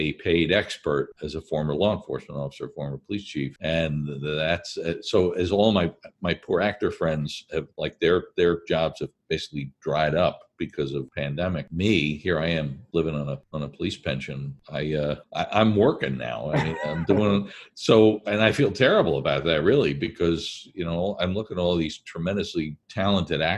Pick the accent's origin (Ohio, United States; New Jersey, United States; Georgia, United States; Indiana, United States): New Jersey, United States; I'm from New Jersey.